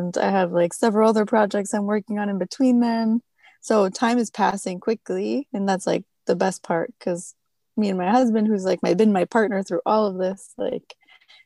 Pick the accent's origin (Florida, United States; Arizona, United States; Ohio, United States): Arizona, United States; Tucson; moved away as an adult; now in Virginia, United States; I'm originally from Tucson, Arizona, where I was born and raised